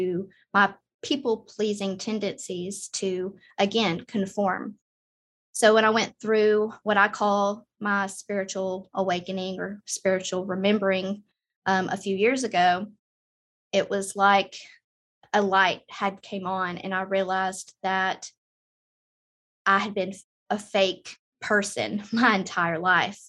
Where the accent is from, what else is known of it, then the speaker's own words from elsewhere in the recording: Southern United States, United States; I grew up in the Southern United States